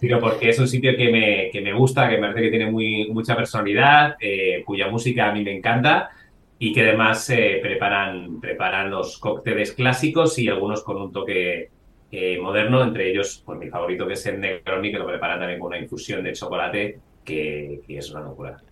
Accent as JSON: {"language": "Spanish", "town": "Salamanca", "region": "Castile and León", "country": "Spain", "moved": "yes", "lives_now": "Madrid, Spain", "said": "yo soy de Salamanca, llevo bastante bandera de eso"}